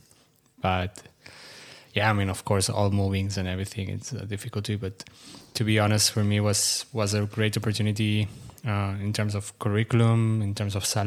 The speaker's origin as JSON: {"language": "English", "town": "Sabadell", "region": "Catalonia", "country": "Spain", "also_born_or_lived": "Frankfurt, Germany", "moved": "as an adult", "lives_now": "Athens, Greece", "said": "So I'm originally from Barcelona, actually close by to Barcelona from Sabadell, which is a city close by."}